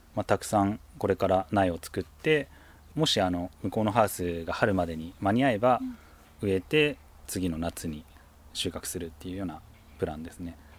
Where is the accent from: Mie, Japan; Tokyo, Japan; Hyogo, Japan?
Tokyo, Japan; moved away as an adult; now in Tateyama, Japan; もともと東京出身